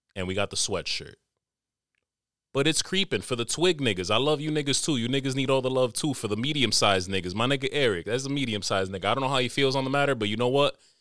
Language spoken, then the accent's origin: English; New York City, New York, United States; I'm a tropical nigga, but I was born in America, born and raised in N Y C